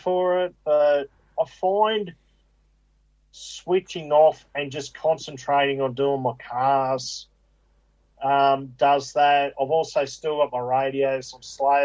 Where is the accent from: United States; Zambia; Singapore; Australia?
Australia; Picnic Point, New South Wales; I grew up in Pitney Point and, you know, on the Georges River there.